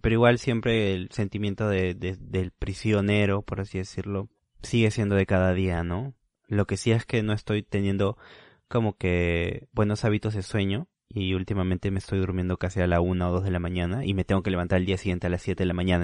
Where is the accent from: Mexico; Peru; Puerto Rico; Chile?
Peru; Huaral, Lima; moved away; soy de Guaral. Guaral, para los que no conocen o todavía no saben de dónde soy, está a dos horas y media de Lima